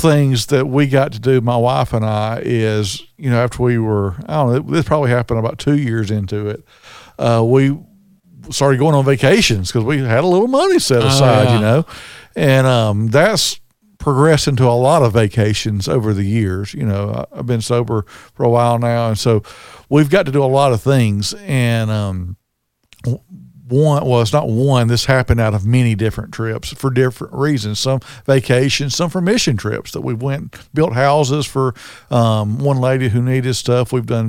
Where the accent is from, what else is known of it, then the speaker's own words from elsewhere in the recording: Birmingham, Alabama, United States; And that was kind of crazy because we were on a tour and everybody asked, where are you from? We said Birmingham.